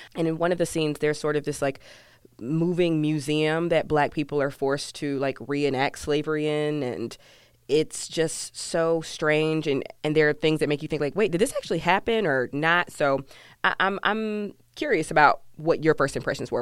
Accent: Georgia, United States; I'm from Georgia

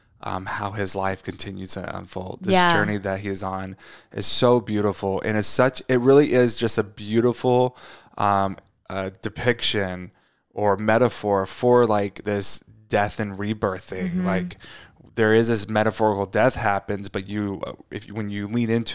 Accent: Tornado Alley, United States; we grew up in the country and I also grew up in Tornado Alley

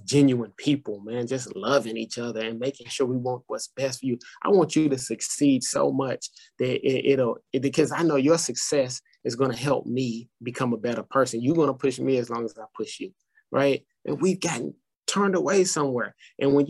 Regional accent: Madison, Tennessee, United States; I grew up in Madison

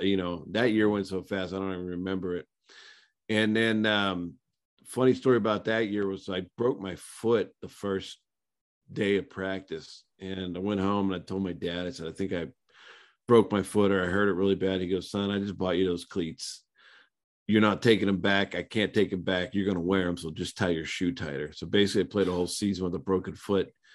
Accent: small town outside of Pittsburgh, Pennsylvania, United States; moved away as an adult; also born or lived in Tulsa, Oklahoma; I came from a small town outside of Pittsburgh, Pennsylvania

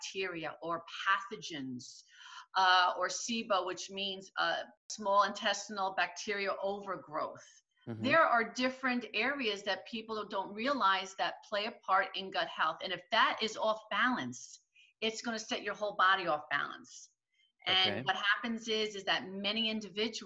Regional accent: Jackson, New Jersey, United States; I grew up in Jackson, New Jersey, and it was just an area of filled with just gardens and vegetables

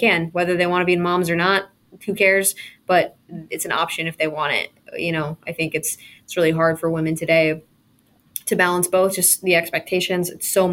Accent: West Coast, United States; I'm from the West Coast

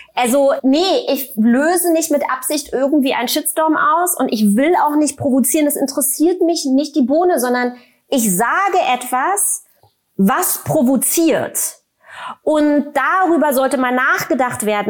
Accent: Germany; habe ja die ersten zehn Jahre meiner Kindheit sozusagen in der DDR im Sozialismus verbracht

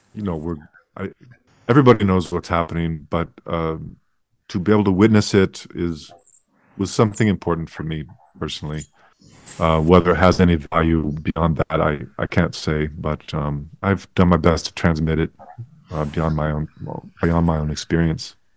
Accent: United States; as an American in, in, in Asia

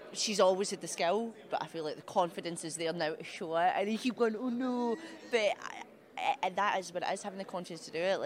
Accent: Paisley, Scotland, United Kingdom; moved away as an adult; now in United States; born in Paisley

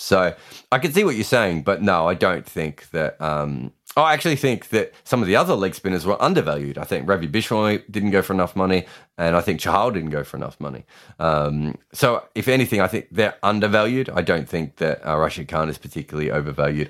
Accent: Australia; I'm Australian

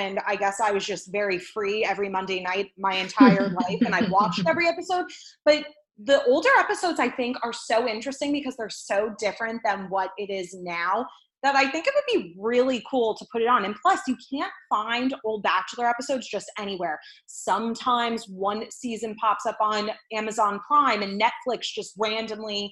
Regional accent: New Jersey, United States; I'm from Jersey

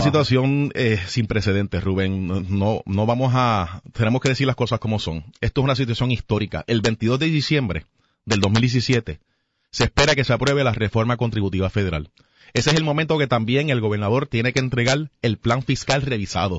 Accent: Puerto Rico; nosotros somos ciudadanos americanos.

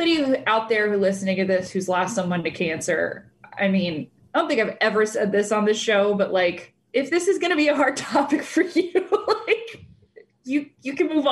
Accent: California, United States; I'm from California

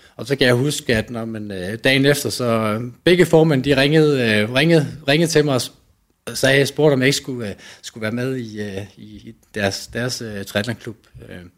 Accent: Nyborg, Southern Denmark, Denmark; jeg kommer fra Nyborg af, øh, hvor jeg var med i løbeklubben

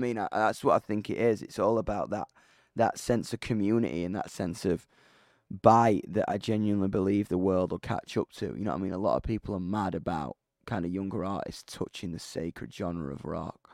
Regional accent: United Kingdom; I'm a British rock musician

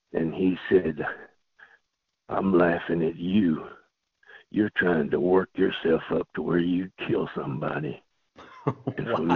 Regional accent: South Louisiana, United States; also born or lived in Los Angeles, California; now in Kentucky, United States; I grew up in South Louisiana in a family of storytellers

